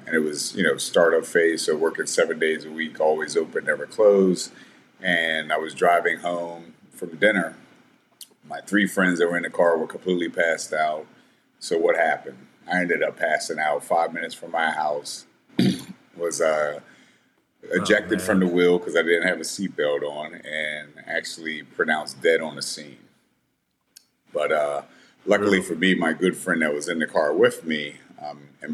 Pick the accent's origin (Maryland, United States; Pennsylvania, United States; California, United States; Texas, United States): Maryland, United States; Southern Anne Arundel County; I grew up in Southern Anne Arundel County, which is a very rural area of Maryland, about 40 minutes south of Washington, D.C.